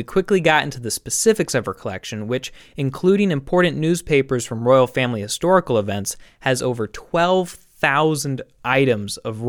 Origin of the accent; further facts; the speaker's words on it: United States; I, as an American